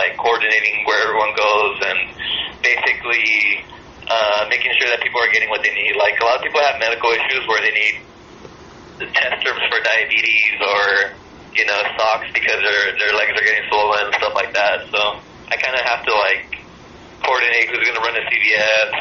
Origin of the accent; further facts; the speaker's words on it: Fontana, California, United States; we grew up in Fontana, everything is already an hour away at least